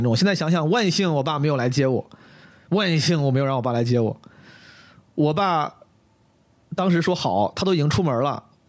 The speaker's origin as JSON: {"language": "Chinese", "town": "Zhengzhou", "region": "Henan", "country": "China", "tie": "born or raised there", "moved": "yes", "lives_now": "Beijing, China", "said": "因为我从小在郑州长大，"}